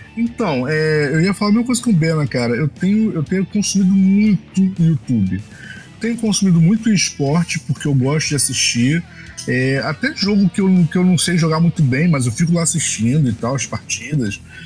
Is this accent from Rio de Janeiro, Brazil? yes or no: yes; Baixada Fluminense, Rio de Janeiro, Brazil; Eu sou da Baixada, eu, eu, eu moro aqui em Milópolis